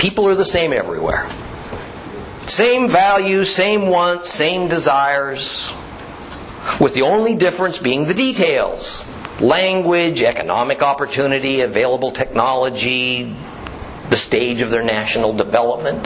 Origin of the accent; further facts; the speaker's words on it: Southern California, United States; I was born and raised in Southern California